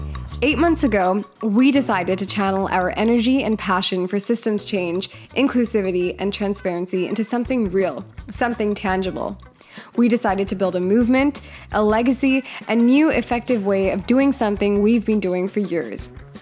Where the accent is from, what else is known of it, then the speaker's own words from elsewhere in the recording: India; I'm Indian, so that is something I want people to know about me.